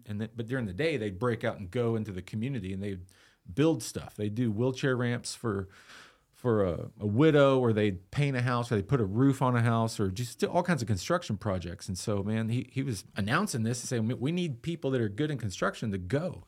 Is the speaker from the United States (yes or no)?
yes; Austin, Texas, United States; also born or lived in Eastland, Texas; now in Lubbock, United States; I was born in Austin and, um, lived there till I was thirteen